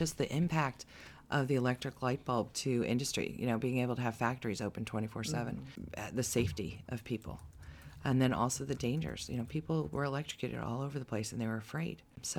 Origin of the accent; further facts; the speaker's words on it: New Jersey, United States; Because I grew up in Jersey